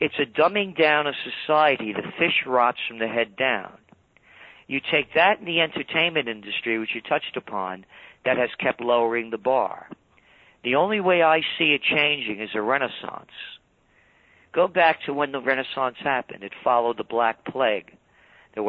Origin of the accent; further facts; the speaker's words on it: New York City, New York, United States; born in the Bronx